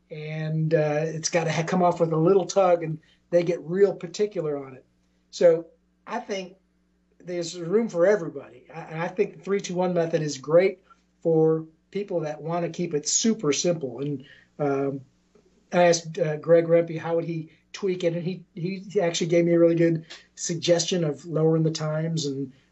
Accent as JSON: {"language": "English", "town": "Augusta", "region": "Georgia", "country": "United States", "also_born_or_lived": "Savannah", "said": "as far as uh, Charleston, I mean, I'm from, uh, I came from Augusta, uh, used to live in Savannah, and I think now Charleston is absolutely the best place for barbecue."}